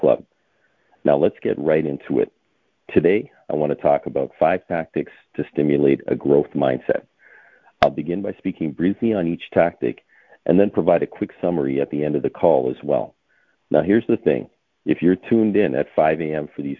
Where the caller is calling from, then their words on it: Toronto, Ontario, Canada; I'm calling in from Toronto, Ontario, Canada